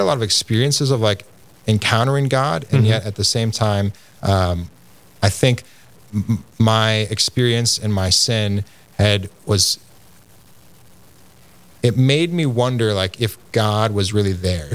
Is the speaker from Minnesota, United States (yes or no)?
yes; Minneapolis, Minnesota, United States; I grew up in the Minneapolis area to a loving mother and father